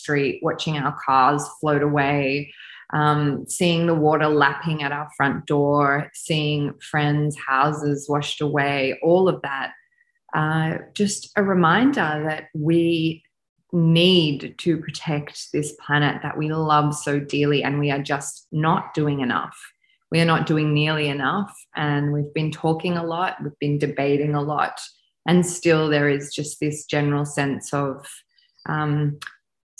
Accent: Australia; also born or lived in France / India; I am an Australian woman with an Eastern European background.

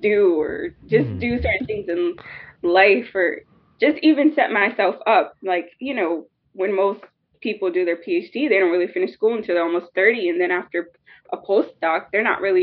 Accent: United States; us as an American

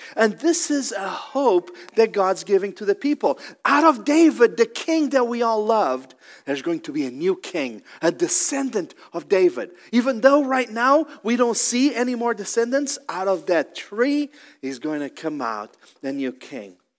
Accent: Portugal; now in Columbus, United States; I'm originally from Portugal

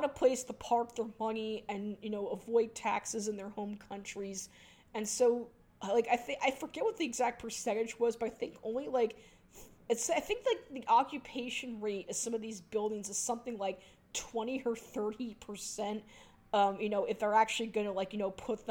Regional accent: New York City, New York, United States; my hometown's, skyline

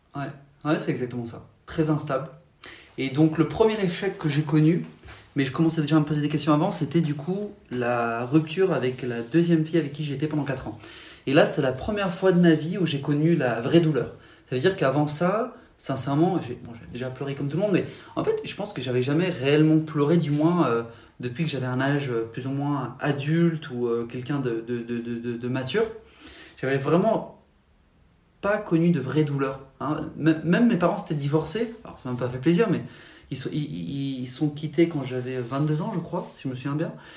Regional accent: Paris region, Île-de-France, France; moved away; J'ai grandi en France, en région parisienne, au tout début.

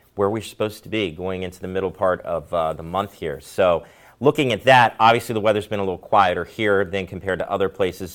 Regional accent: Maryland, United States; moved away; also born or lived in Ohio; I'm from Maryland

